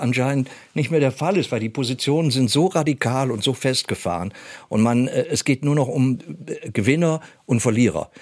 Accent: Germany; wir als Deutsche mit unserer Geschichte

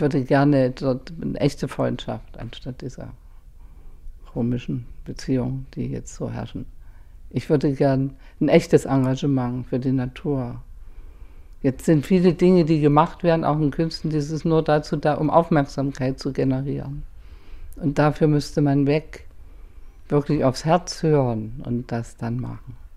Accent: Germany; ich komme aus der DDR

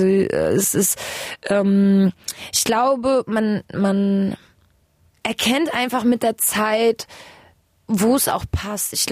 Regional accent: Germany; also born or lived in Kazakhstan; ich bin ähm, in Kasachstan geboren, bin mit eineinhalb ungefähr ähm, oder zwei fast ähm, nach Deutschland gekommen mit meinen Eltern, ähm, eben über Moskau äh, umgestiegen.

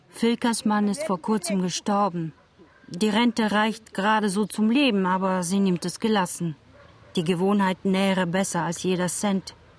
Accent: Bulgaria; German is a second language; moved away as an adult; now in Cologne, Germany; in Bulgarien zu bleiben. Auch ich ging und wohne jetzt weit weg von Großmutter und meinen Eltern, in Köln

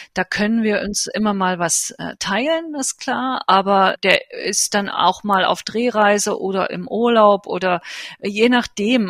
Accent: East Germany, Germany; moved away as an adult; now in New Delhi, India; Ich bin ja in der DDR geboren, habe immer in Ostdeutschland äh, gelebt

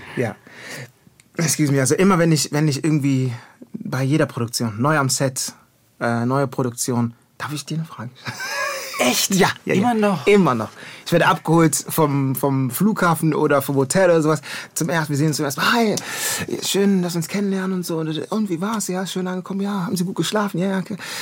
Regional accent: Düsseldorf, North Rhine-Westphalia, Germany; moved away as an adult; also born or lived in Ghana / Kumasi; now in Berlin, Germany; ich bin ghanaischer junger Mann, geboren in Düsseldorf, auf der Kiefernstraße aufgewachsen

